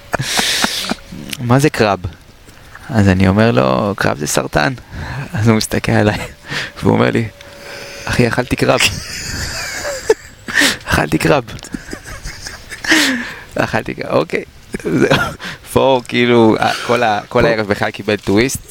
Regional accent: Israel

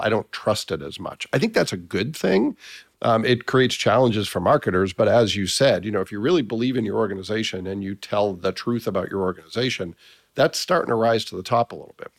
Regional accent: Massachusetts, United States; I was from Massachusetts

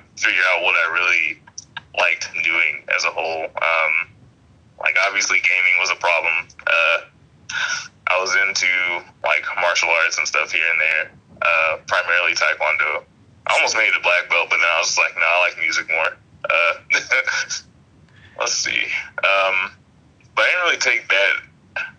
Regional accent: Alabama, United States; also born or lived in Massachusetts; I was born in Massachusetts, raised in Alabama

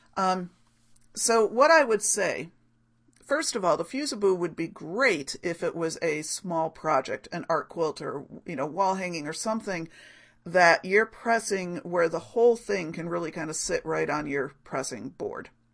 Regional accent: Rochester, United States; here in my hometown, well, in my larger hometown, larger neighborhood of Rochester.

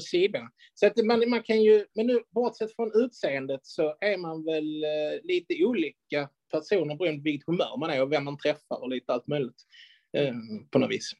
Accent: Skåne, Sweden; som vi skåningar säger

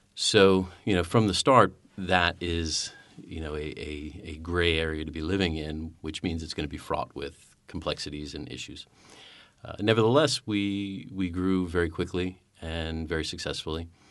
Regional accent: United States; as an American

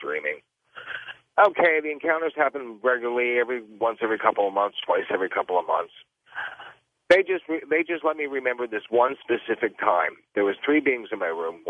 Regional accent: Westtown, Pennsylvania, United States; also born or lived in Chester, Pennsylvania; now in Fort Lauderdale, United States; I was born in Chester, Pennsylvania in 1958. We moved to Westtown, Pennsylvania in 1962

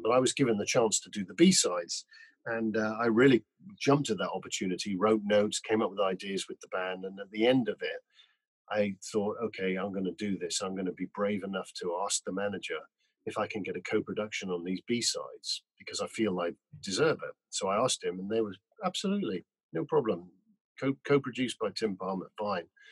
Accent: Newcastle upon Tyne, North East England, United Kingdom; also born or lived in Whitley Bay; I grew up in Newcastle and um, I went to school in a little um, school in Whitley Bay

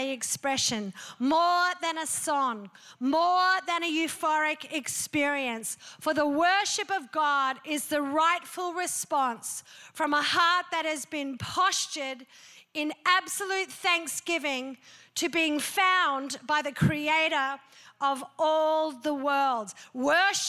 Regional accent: Australia; I'm an Aussie

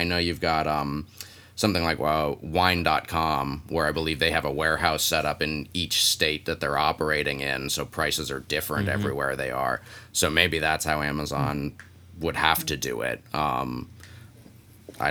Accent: Philadelphia, Pennsylvania, United States; moved away as an adult; also born or lived in Pittsburgh; now in New York, United States; I grew up in Philadelphia.

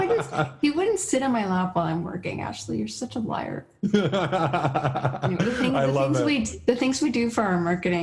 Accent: Toronto, Ontario, Canada; now in St. Catharines, Canada; I'm from Toronto.

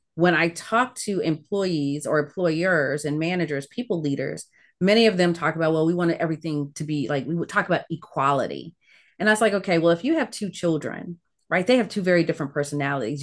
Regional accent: Ettrick, Virginia, United States; also born or lived in Caribbean / Newport News, Virginia; I grew up in Virginia, so part of the American South in a small town

